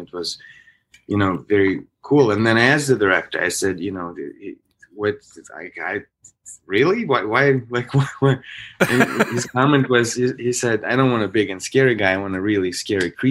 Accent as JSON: {"language": "English", "region": "Minsk", "country": "Belarus", "tie": "born or raised there", "also_born_or_lived": "Minnesota, United States", "moved": "as an adult", "lives_now": "United States", "said": "I was born in Belarus, in Minsk"}